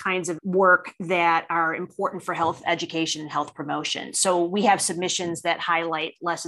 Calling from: Parker, Colorado, United States; And today I'm calling in from Parker, Colorado in the U.S.

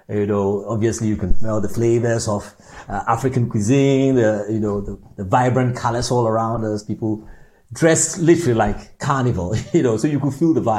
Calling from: Orpington, London, United Kingdom; So, I'm actually in London, um, in Orpington, in London.

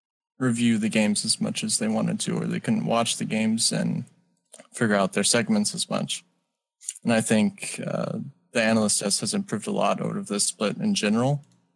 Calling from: Dallas, Texas, United States; I'm calling from Dallas.

